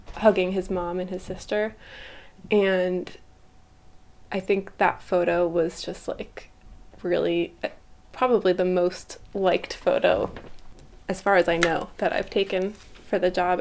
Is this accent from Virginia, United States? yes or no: no; Brattleboro, Vermont, United States; I grew up in Brattleboro